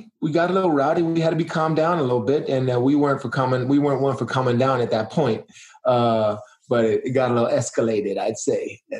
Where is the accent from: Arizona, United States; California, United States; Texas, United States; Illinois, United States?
Arizona, United States; I was from Arizona.